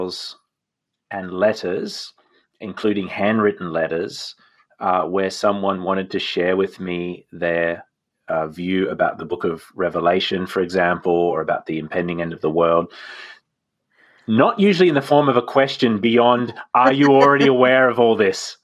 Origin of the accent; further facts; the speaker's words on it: Australia; I'm an Australian